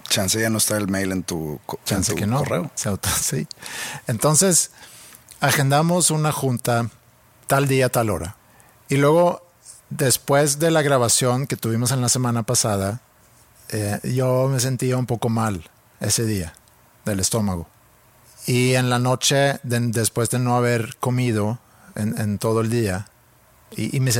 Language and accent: Spanish; Sweden; now in Mexico; Yo siendo sueco viviendo en México.